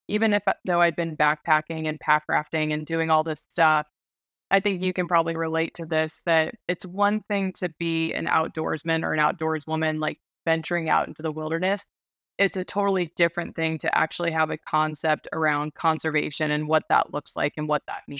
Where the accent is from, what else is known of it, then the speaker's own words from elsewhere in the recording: Alaska, United States; also born or lived in Washington; I was born and raised in Alaska